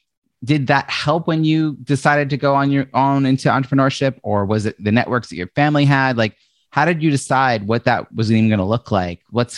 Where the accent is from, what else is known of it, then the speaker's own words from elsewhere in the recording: Long Island, New York, United States; I grew up in Long Island, suburban.